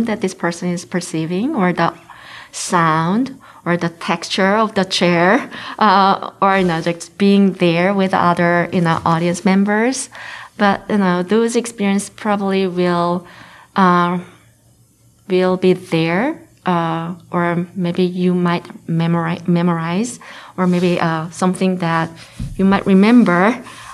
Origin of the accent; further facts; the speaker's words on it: Seoul, South Korea; first language Korean; English is a second language; moved away as an adult; also born or lived in United Kingdom / United States; now in Lincoln, United States; I grew up in Seoul, Korea, but I moved to the UK and studied there